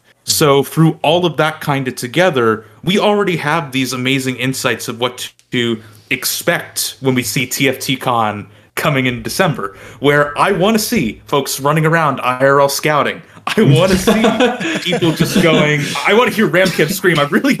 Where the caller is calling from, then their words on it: New Jersey, United States; I'm also New Jersey, if that didn't give it away for folks who don't know.